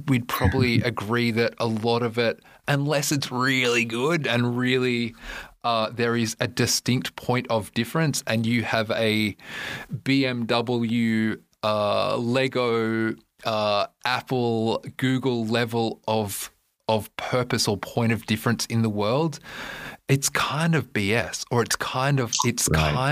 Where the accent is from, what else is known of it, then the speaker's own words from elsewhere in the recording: Australia; moved away; you know that I'm Australian